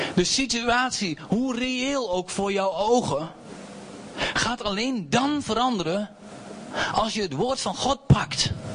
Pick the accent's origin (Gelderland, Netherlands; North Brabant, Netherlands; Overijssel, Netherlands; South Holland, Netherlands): Gelderland, Netherlands; Doetinchem; ik kom uit Doetinchem